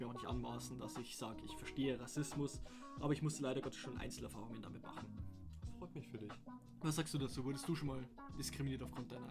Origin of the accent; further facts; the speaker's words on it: Bavaria, Germany; Wir sind Bayern, wir wurden für unseren Akzent ah. schon verarscht.